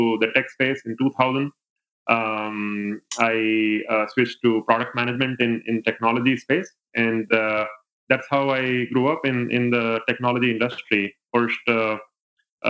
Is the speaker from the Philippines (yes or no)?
no; India; moved away as an adult; now in United States; I grew up in India. I did my education from there and even worked for the first 7 years of my career in India. And then I came to the States in 2006